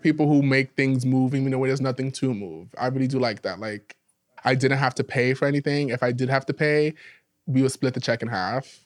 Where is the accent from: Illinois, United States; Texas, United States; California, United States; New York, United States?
New York, United States; New York City; I'm from the Bronx